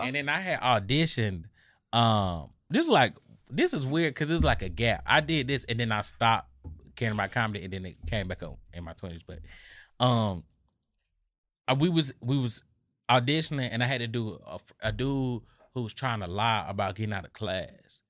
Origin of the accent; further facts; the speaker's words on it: Atlanta, Georgia, United States; I grew up in Southwest Atlanta